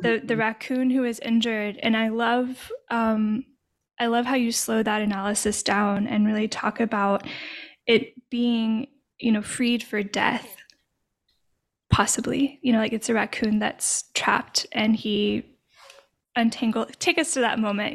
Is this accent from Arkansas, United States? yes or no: yes; Arkansas, United States; now in Louisiana, United States; I'm from Arkansas originally, I now live in Louisiana